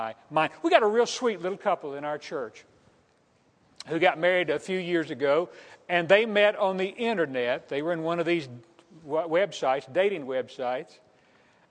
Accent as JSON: {"language": "English", "town": "El Dorado", "region": "Arkansas", "country": "United States", "tie": "born or raised there", "moved": "yes", "said": "the El Dorado newspaper and find out what's going on in my hometown"}